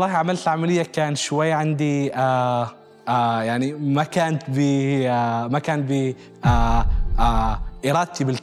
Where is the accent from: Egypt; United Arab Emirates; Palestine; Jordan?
United Arab Emirates; also born or lived in Syria; انا من سوريا بس آه، ولدان طول عمري هنا